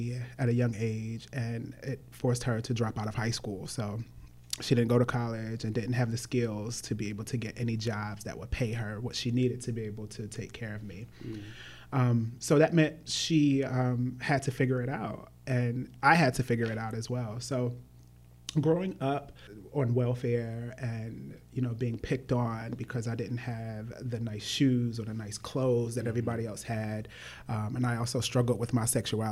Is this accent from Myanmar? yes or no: no; Norfolk, Virginia, United States; I was born in Norfolk, Virginia.